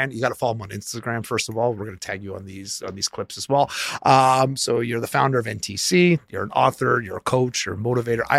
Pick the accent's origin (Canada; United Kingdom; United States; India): Canada; Montreal, Quebec; now in Toronto, Canada; I grew up in Montreal.